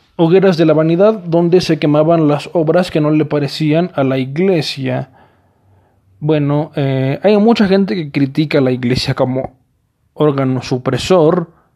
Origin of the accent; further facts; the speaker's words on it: Mexico; en mi país, México